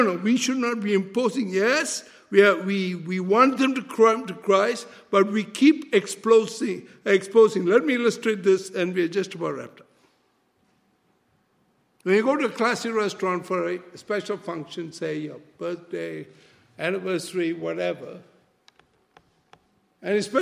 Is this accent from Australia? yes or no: no; Malaysia; first language Malay; English is a second language; I'm a Malaysian, my language is Malay.